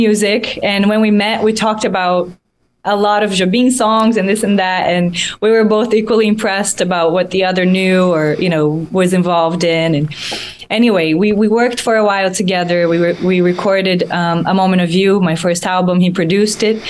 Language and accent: English; Brazil; moved away; my hometown, you know, all the things I grew up